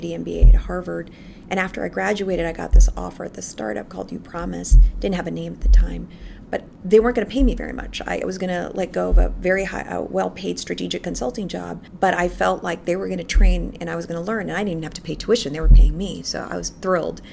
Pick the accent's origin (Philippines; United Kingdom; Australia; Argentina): Philippines; moved away as an adult; now in United States; So I was born and raised in the Philippines, and I came here in the United States for college.